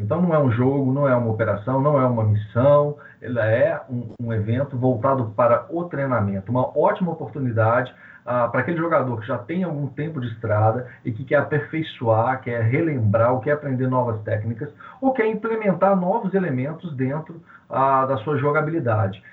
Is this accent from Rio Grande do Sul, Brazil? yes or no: no; Belo Horizonte, Minas Gerais, Brazil; eu sou de Belo Horizonte, Minas Gerais